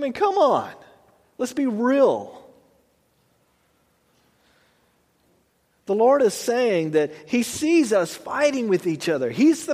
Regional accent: United States; I was born here in America

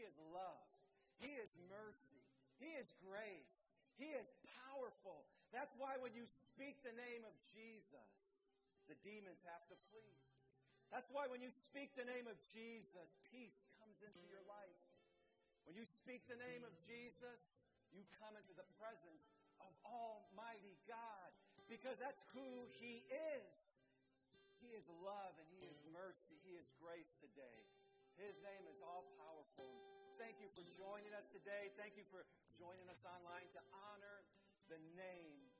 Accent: Blue Island, Illinois, United States; my church that I grew up in Blue Island, Illinois

